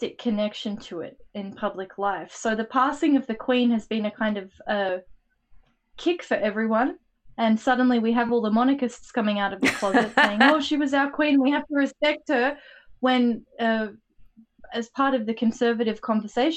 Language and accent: English; Australia